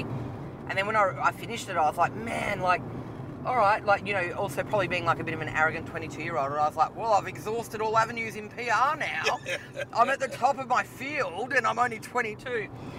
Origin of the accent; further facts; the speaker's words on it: Canberra, Australian Capital Territory, Australia; moved away as an adult; also born or lived in Taiwan; now in Melbourne, Australia; I'm from Canberra.